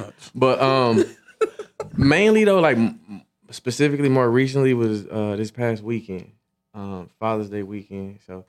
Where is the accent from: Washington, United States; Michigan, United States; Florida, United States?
Michigan, United States; moved away; I'm from Michigan